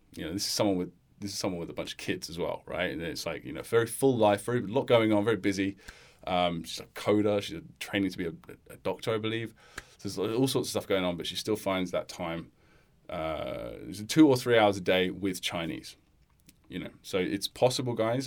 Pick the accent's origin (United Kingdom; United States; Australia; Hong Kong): United Kingdom; as a British person